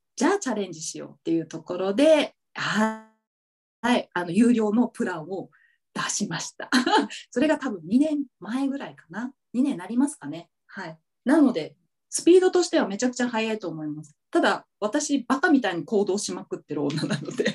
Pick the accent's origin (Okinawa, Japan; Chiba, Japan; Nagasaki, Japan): Okinawa, Japan; now in Tokyo, Japan; 私沖縄出身なんだけど